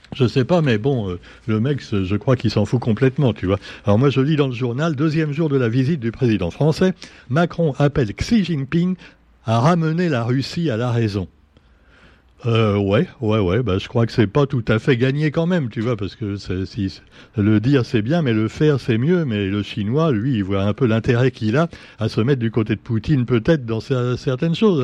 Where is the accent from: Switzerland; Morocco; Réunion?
Réunion; chez nous à La Réunion